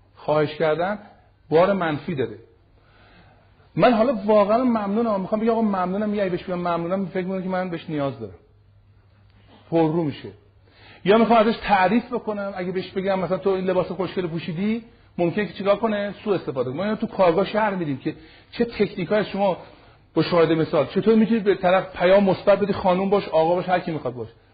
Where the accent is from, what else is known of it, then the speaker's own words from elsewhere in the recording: Iran; من ایرانی هستم ریشه و بنم ایرانیه